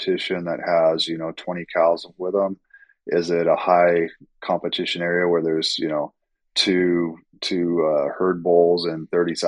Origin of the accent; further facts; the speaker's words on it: Central California, United States; moved away; also born or lived in Silicon Valley; I grew up in Central California